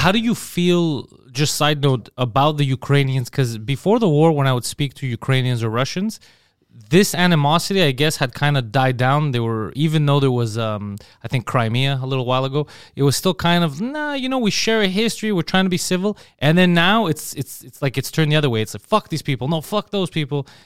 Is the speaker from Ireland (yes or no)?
no; Montreal, Quebec, Canada; I grew up, I was born in Montreal